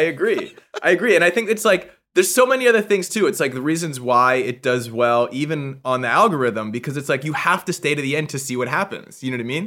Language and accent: English; Vancouver, British Columbia, Canada; moved away as an adult; now in Los Angeles, United States; I'm originally from Vancouver, Canada, but I've been in LA for 15 years